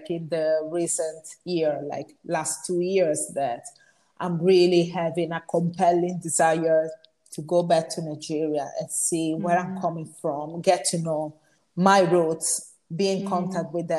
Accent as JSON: {"language": "English", "country": "Italy", "tie": "born or raised there", "moved": "yes", "said": "I was born here"}